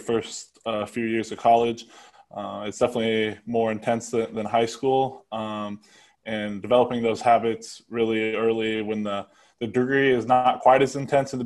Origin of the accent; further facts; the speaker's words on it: Ashland, Nebraska, United States; I'm from Ashland, Nebraska